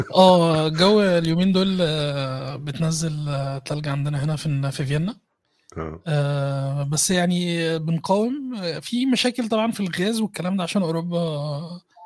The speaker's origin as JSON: {"language": "Arabic", "country": "Egypt", "moved": "yes", "lives_now": "Vienna, Austria", "said": "احنا كمصريين"}